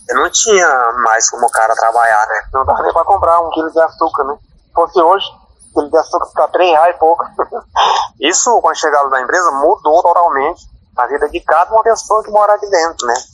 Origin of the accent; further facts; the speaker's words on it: Riozinho do Anfrísio Extractive Reserve, Terra do Meio, Pará, Brazil; Moro na reservinha vim do Anfriso, nasci, e vim aqui